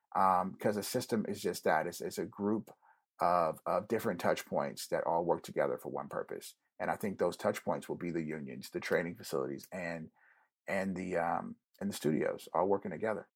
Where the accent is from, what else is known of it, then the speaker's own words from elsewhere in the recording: Germany; now in United States; I grew up in Germany